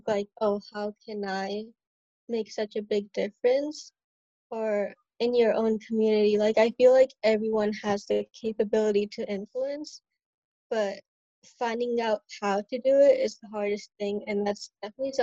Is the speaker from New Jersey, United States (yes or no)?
no; Omaha, Nebraska, United States; moved away as an adult; also born or lived in India / Michigan; now in Chicago, United States; the longest state that I've lived is like in Nebraska